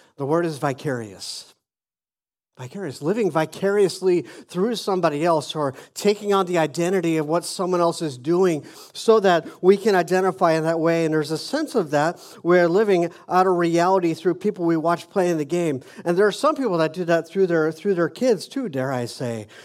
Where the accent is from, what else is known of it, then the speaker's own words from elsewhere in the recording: Phoenix, Arizona, United States; moved away as an adult; I was born in Phoenix, Arizona, and I lived there most of my young life until I was almost twenty-five.